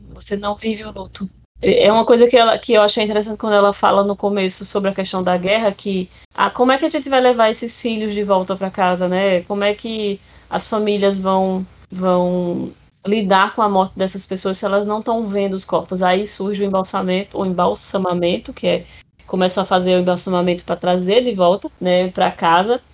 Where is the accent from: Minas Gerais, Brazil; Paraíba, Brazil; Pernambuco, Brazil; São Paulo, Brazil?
Paraíba, Brazil; interior of; now in João Pessoa, Brazil; eu sou do interior da, da, de, da Paraíba